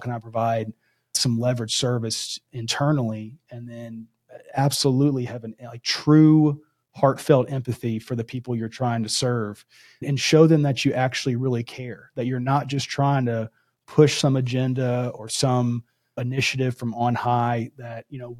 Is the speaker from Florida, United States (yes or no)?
yes; Florida, United States; my home state of Florida